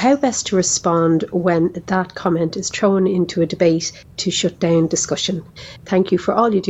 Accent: Dublin, Leinster, Ireland; I'm from Dublin in Ireland

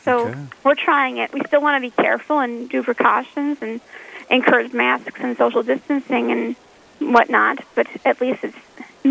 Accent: Minneapolis–Saint Paul, Minnesota, United States; moved away as an adult; now in Grand Forks, United States; I'm from the Twin Cities originally

